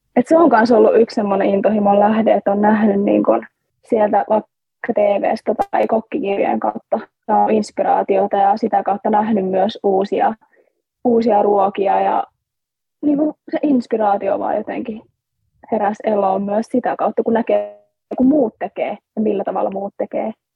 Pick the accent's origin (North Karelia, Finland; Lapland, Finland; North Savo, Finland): North Karelia, Finland; Joensuu; me ollaan siis kotoisin Joensuusta Pohjois-Karjalasta